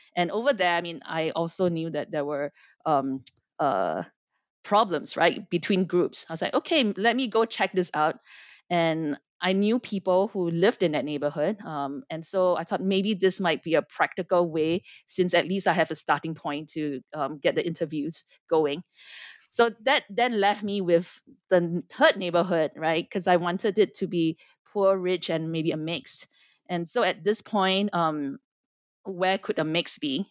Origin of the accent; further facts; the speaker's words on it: Singapore; moved away as an adult; also born or lived in Los Angeles, United States; I am born and raised in Singapore, but spent quite a bit of my life in the United States.